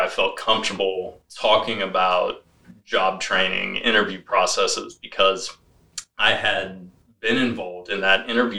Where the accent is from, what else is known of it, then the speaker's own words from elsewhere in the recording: St. Joseph, Missouri, United States; now in St. Louis, United States; I grew up in St. Joseph, Missouri, about an hour north of Kansas City